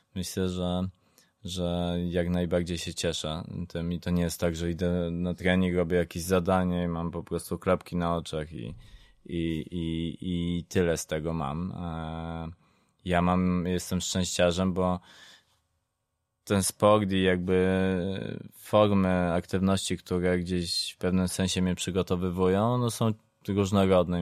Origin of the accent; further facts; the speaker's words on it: southern Poland, Poland; nie jestem ze stolicy, jestem z południa